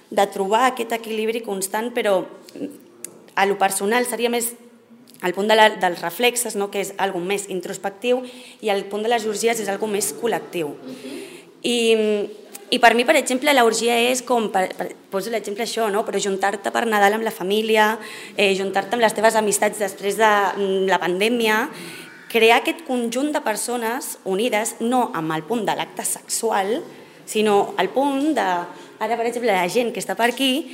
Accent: Sitges, Catalonia, Spain; also born or lived in South America / Mexico

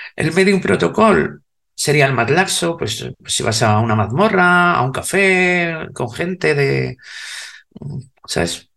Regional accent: Spain; soy española

